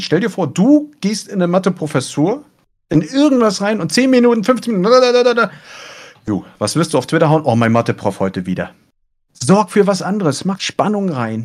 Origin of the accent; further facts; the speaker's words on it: Germany; ich komme ja aus Hamburg, aus Schleswig-Holstein oben